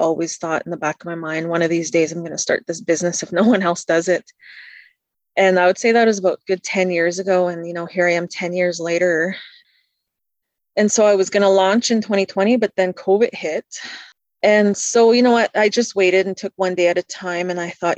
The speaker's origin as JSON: {"language": "English", "town": "Pelly Crossing", "region": "Yukon", "country": "Canada", "tie": "born or raised there", "also_born_or_lived": "Whitehorse", "said": "I'm from Pelly Crossing, a member of the Selkirk First Nation. I'm born in Whitehorse, lived in the Yukon all of my life"}